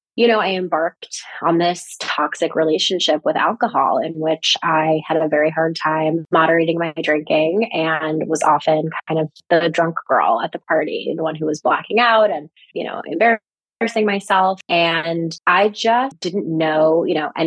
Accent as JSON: {"language": "English", "region": "New York", "country": "United States", "moved": "yes", "lives_now": "Los Angeles, United States", "said": "I'm originally from New York"}